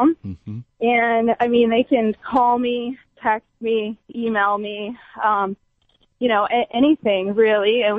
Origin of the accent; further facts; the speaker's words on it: Big Island, Hawaii, United States; growing up on an island, there's nothing